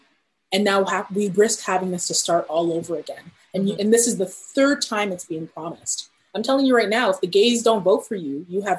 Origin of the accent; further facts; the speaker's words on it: Ghana; now in Canada; I'm Ghanaian Canadian. So I have roots in Ghana, and I'm very connected to what's happening in my home country.